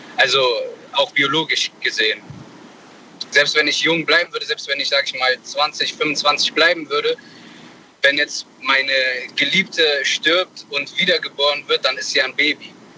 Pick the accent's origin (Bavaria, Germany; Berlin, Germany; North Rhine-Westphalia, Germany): North Rhine-Westphalia, Germany; Bonn